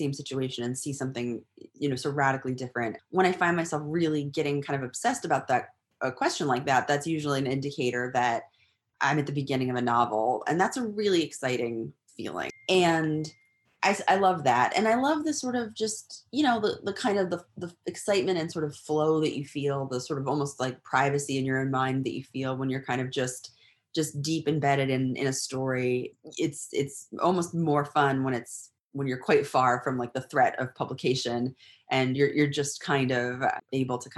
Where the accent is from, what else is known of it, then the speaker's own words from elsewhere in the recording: near Boylston, Massachusetts, United States; moved away as an adult; also born or lived in California; now in Texas, United States; I'm originally from Massachusetts, near Boylston